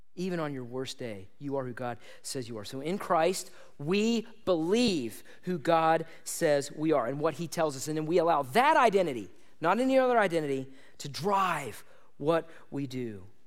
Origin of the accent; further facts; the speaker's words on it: United States; I like being an American